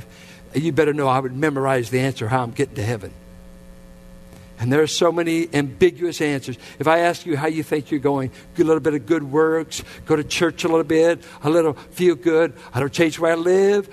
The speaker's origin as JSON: {"language": "English", "town": "Richmond", "country": "United States", "tie": "born or raised there", "said": "I grew up in the Richmond Triangle."}